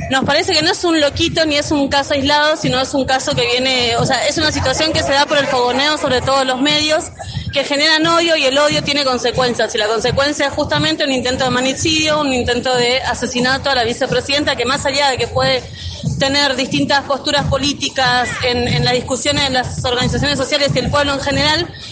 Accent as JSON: {"language": "Spanish", "country": "Paraguay", "moved": "yes", "lives_now": "Argentina", "said": "De Paraguay. Migrante paraguaya hace 18 años acá."}